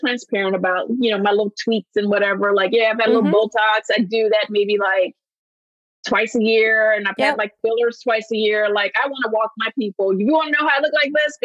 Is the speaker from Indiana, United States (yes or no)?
no; Alabama, United States; moved away; I grew up poor in Alabama